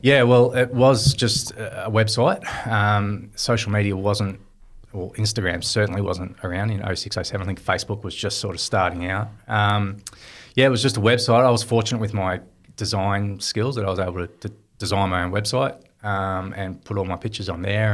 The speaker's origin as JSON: {"language": "English", "town": "Swan Hill", "region": "Victoria", "country": "Australia", "tie": "born or raised there", "also_born_or_lived": "Melbourne", "said": "growing up in Swan Hill, it was, uh, just a dream to, to play in a premiership"}